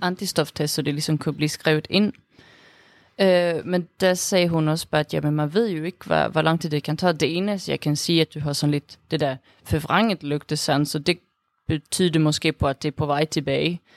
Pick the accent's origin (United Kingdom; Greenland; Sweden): Sweden; Danish is a second language; moved away as an adult; also born or lived in Denmark; now in Aarhus, Denmark; jeg er fra Sverige. Men jeg har så boet her i Danmark i snart syv år